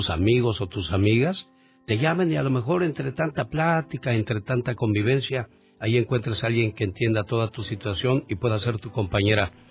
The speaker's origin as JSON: {"language": "Spanish", "town": "Mazamitla", "region": "Jalisco", "country": "Mexico", "said": "Salí de Mazamita, Jalisco."}